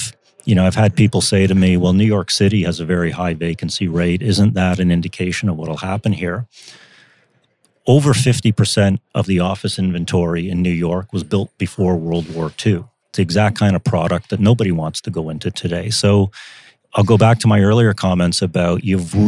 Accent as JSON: {"language": "English", "country": "Canada", "said": "as a Canadian"}